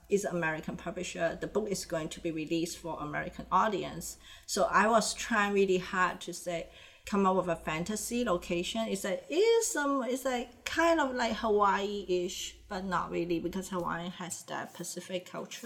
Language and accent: English; Hong Kong; accent: mix of Indonesian, Mandarin, Cantonese accent; English is a second language; now in North America; growing up in a Chinese society with family has a strong Indonesian influence